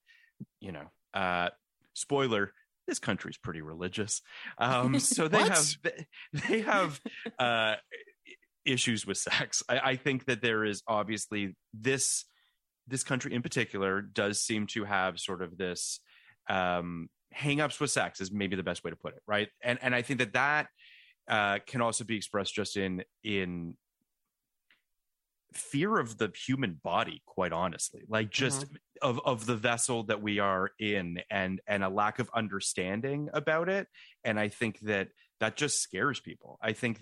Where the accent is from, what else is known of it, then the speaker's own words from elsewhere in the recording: Canada; now in United States; I'm a Canadian